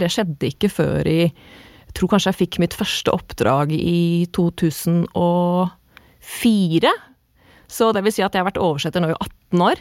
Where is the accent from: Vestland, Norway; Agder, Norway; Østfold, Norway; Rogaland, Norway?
Østfold, Norway; Moss; Jeg er mossing.